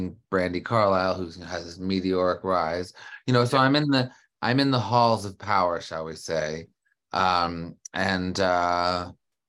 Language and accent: English; Canada; I grew up in Canada.